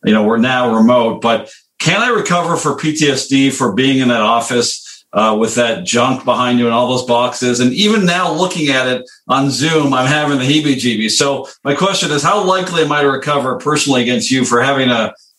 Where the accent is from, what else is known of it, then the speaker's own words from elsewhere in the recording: Montreal, Quebec, Canada; now in Chicago, United States; I grew up in Montreal